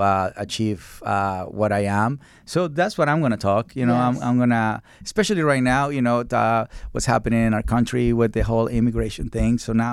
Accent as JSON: {"language": "English", "country": "Mexico", "said": "So I come from Mexico, and dogs in Mexico are skinny, but they don't have psychological problems."}